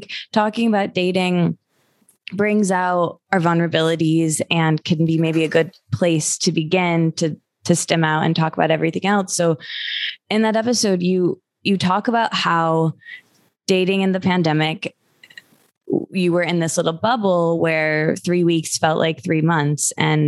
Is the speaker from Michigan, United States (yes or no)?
yes; Michigan, United States; now in Los Angeles, United States; I'm from Michigan